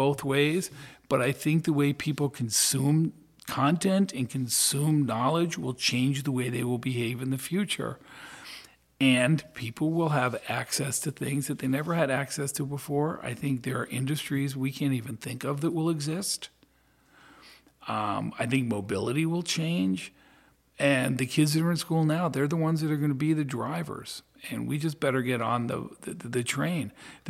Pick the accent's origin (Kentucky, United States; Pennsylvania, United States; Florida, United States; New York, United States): Pennsylvania, United States; Philadelphia; Yeah, it had its moments, but I have some of the greatest friends and some of the greatest memories from being there.